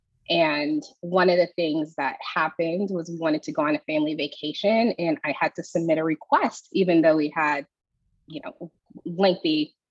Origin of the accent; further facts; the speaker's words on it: Houston, Texas, United States; moved away as an adult; now in Austin, United States; I moved back to my hometown in Houston